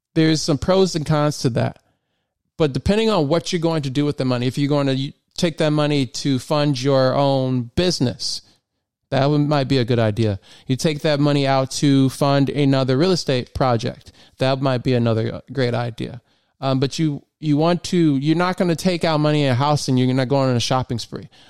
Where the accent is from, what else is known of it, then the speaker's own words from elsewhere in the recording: Michigan, United States; moved away as an adult; now in Maryland, United States; I'm originally from Michigan and I moved to Maryland in 2016